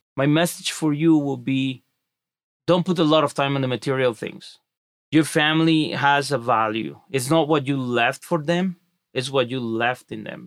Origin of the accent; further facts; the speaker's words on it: Mexico; now in United States; I wasn't born in the United States. I was born in Mexico.